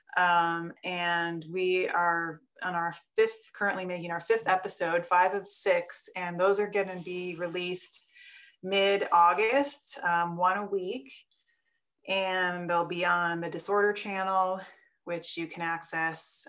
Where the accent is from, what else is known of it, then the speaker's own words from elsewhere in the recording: Wisconsin, United States; also born or lived in Colorado; now in Portland, United States; I grew up in Wisconsin, so I'm a little bit of that farm girl